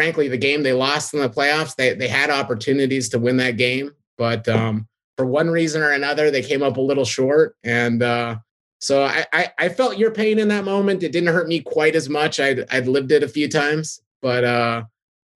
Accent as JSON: {"language": "English", "region": "Southern California", "country": "United States", "tie": "born or raised there", "also_born_or_lived": "Victoria, British Columbia, Canada / San Diego, California", "said": "I grew up in, Southern California."}